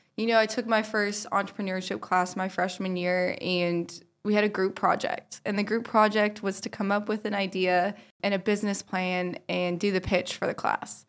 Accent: Powell, Ohio, United States; I grew up in Powell, Ohio

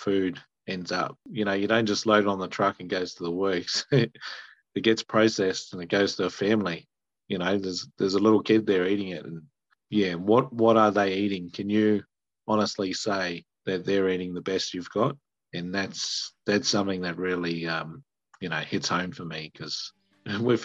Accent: Sydney, New South Wales, Australia; moved away as an adult; now in Hawke's Bay, New Zealand; I'm from Sydney, Australia, which is a bit unusual in New Zealand to be a farmer from Sydney, Australia. And but that's where I grew up.

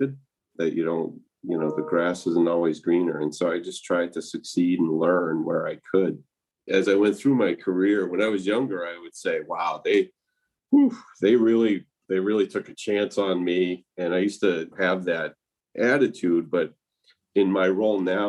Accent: Massachusetts, United States; moved away as an adult; also born or lived in Tucson, Arizona; I grew up in Massachusetts

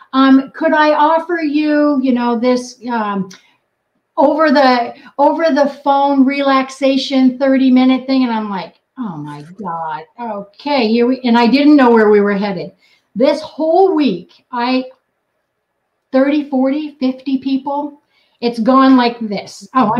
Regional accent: New England, United States; born there; I was born in New England and I cuss like a sailor.

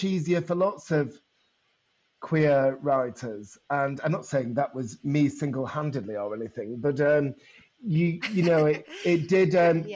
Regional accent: Bolton, North West England, United Kingdom; also born or lived in Bury; now in London, United Kingdom; I was born in Bury, brought up in Bolton, went to school in Bury. So I've kind of got two hometowns

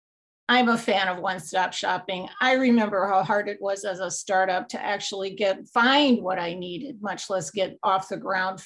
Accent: New York, United States; I'm originally from New York

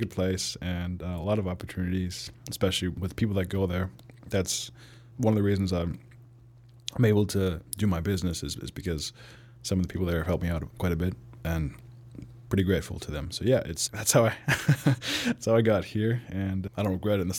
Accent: California, United States; also born or lived in Pittsburgh / Germany; I was born in Pittsburgh and moved to Germany. Soccer was very big there. And then when I moved to the U.S., in California, I heard about football for the first time in fifth grade

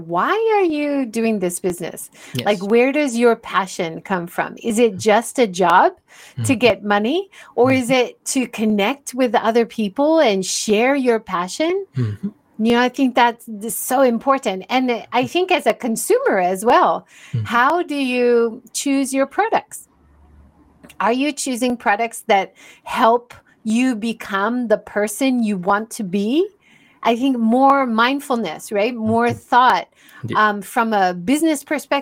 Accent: United States; now in Japan; growing up in America

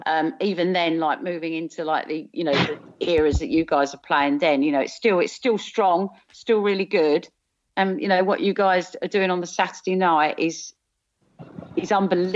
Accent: South of England, United Kingdom; accent: southern; moved away; you'll probably guess from my accent, I'm originally from South.

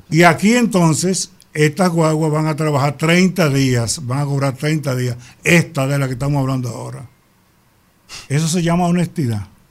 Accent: Bayaguana, Monte Plata, Dominican Republic; mi pueblo Vallaguana

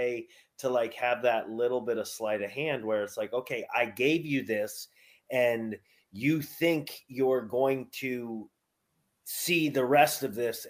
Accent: Albany, New York, United States; my hometown of Albany, New York

